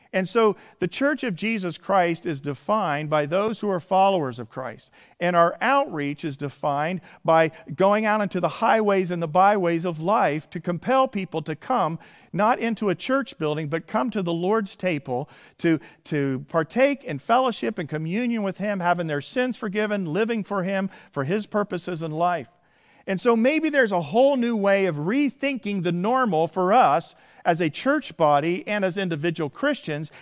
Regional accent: Indiana, United States; moved away; my home state that I come from originally is Indiana

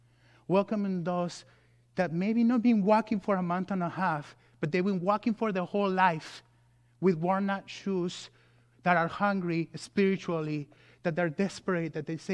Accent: California, United States; And you know, I come from California.

